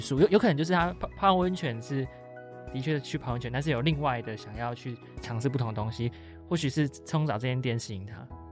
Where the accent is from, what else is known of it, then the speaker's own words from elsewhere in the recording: Taiwan; 我们台湾人真的是比较喜欢，比较有隐私的泡汤